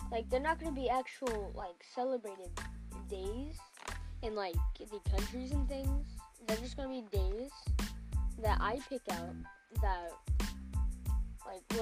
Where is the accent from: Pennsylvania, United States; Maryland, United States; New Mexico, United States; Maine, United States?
New Mexico, United States; born there; English is a second language; whenever I was born in New Mexico, I didn't know how to read read English or anything like that. In fact, I hardly knew how to speak it.